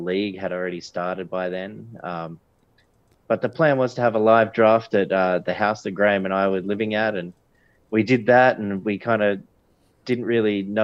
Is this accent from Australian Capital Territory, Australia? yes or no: no; Sydney, New South Wales, Australia; also born or lived in Bathurst, Australia; I grew up in God's country on the northern beaches